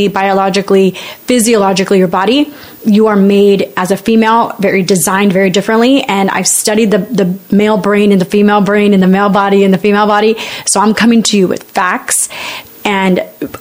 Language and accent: English; United States; I'm a Latina, I'm Mexican American. My parents are immigrants.